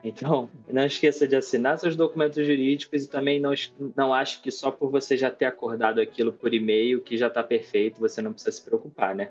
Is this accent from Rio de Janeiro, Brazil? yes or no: yes; Rio de Janeiro, Brazil; Eu sou do Rio de Janeiro, para quem não percebeu pelo sotaque.